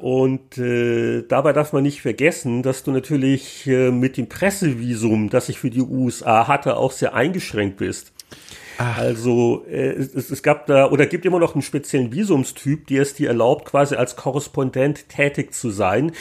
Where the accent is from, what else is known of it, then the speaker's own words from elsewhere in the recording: Munich, Bavaria, Germany; moved away as an adult; also born or lived in San Francisco Bay Area / Vancouver / Nuremberg; ich bin halt in, in München aufgewachsen, auch beruflich